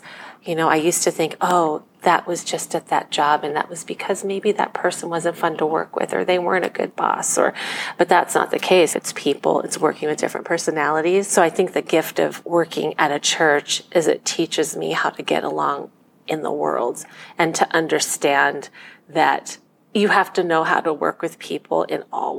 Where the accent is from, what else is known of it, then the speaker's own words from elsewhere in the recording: Culver City, California, United States; born there; I was born in Culver City, California in 1970. My parents got married in Thailand in 1969, and they flew to America as their wedding present.